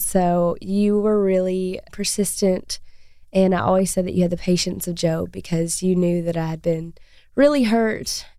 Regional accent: Arkansas, United States; We're both from Arkansas

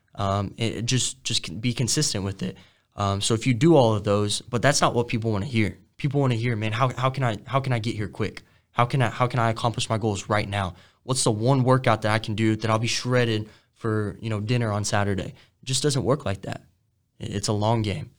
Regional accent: Denton, Texas, United States; I grew up in in Denton. It's like 20 minutes from Frisco, which is all like suburbs of, of Dallas

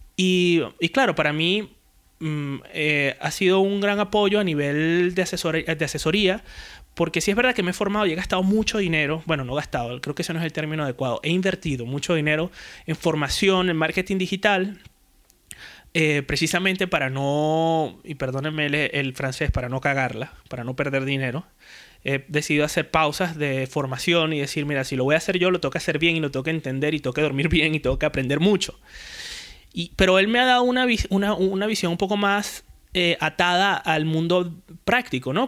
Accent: Puerto La Cruz, Anzoátegui, Venezuela; moved away as an adult; now in Spain; Yo vengo de Puerto de la Cruz, de mm, Venezuela, eh, soy venezolano

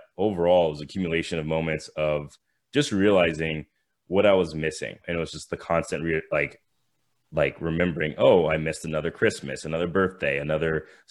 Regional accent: Thousand Oaks, California, United States; I grew up in California in the Thousand Oaks, which is just like a suburb of LA area

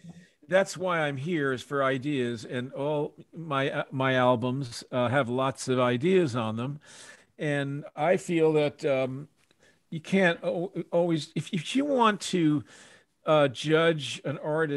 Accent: Scotland, United Kingdom; I'm Scottish, you see.

